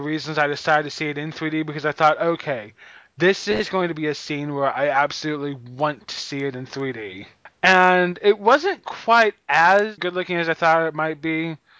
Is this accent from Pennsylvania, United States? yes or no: no; Missouri, United States; I'm an American and a Missouri and a Missourian at the same time.